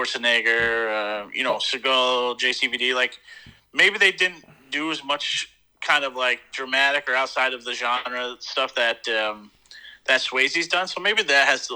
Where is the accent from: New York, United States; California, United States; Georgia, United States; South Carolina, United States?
New York, United States; upstate; now in Pennsylvania, United States; living down here in PA now, every time I tell someone I'm from New York